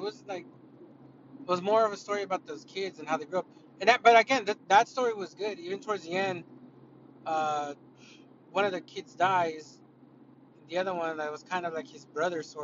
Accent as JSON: {"language": "English", "country": "United States", "said": "I'm an American"}